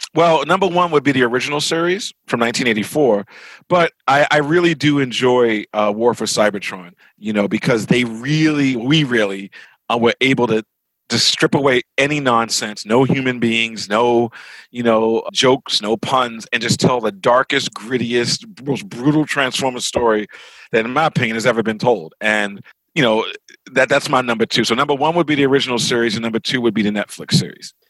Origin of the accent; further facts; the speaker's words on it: Baltimore, Maryland, United States; moved away; also born or lived in New York; I grew up in Baltimore